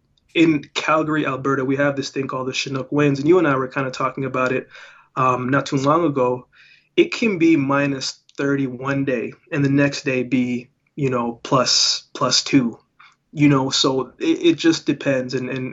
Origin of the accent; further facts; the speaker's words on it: Jamaica; born there; I was born in Jamaica, so a lot of dancehall, a lot of reggae, hip hop, rap, R&B.